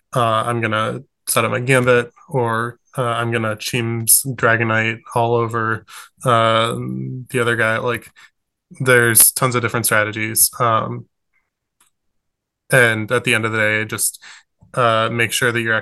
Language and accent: English; Michigan, United States; I'm from Michigan